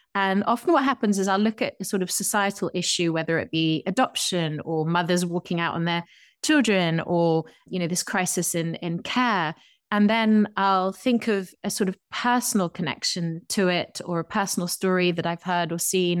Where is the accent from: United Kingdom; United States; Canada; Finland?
United Kingdom; England; I'm an English person from across the Atlantic